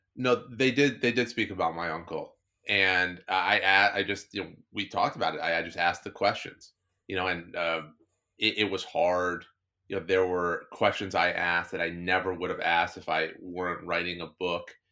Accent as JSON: {"language": "English", "region": "New Jersey", "country": "United States", "tie": "born or raised there", "said": "I grew up in New Jersey."}